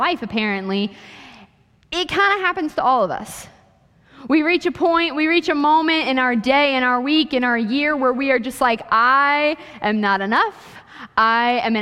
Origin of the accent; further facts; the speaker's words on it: Ohio, United States; moved away as an adult; also born or lived in Kansas; I went to school in Kansas, so I was like 15 hours away from home because I'm from Ohio